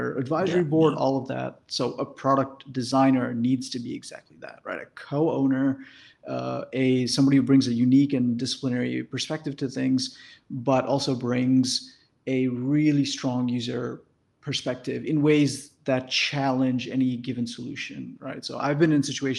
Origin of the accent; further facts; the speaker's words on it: Detroit, Michigan, United States; also born or lived in India; I moved to the US at that point and lived in Detroit for that time and went to school there and did everything